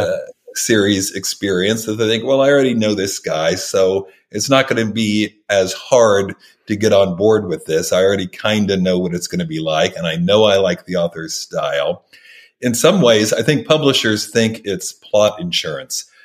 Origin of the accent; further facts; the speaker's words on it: Oklahoma, United States; I grew up in Oklahoma